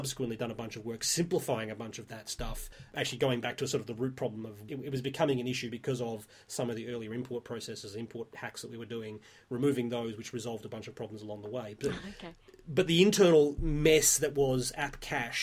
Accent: Australia; I'm Australian

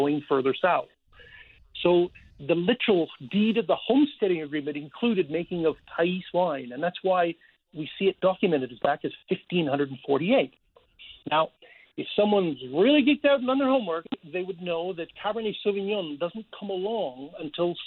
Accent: Canada; as Canadian

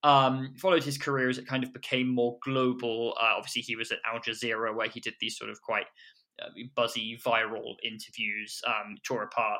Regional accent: England, United Kingdom; accent: British; moved away as an adult; now in United States; I am British, as you can hear from the accent

